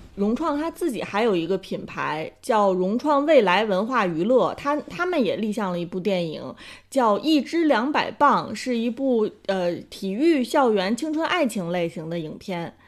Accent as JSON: {"language": "Chinese", "country": "China", "said": "我们中国人"}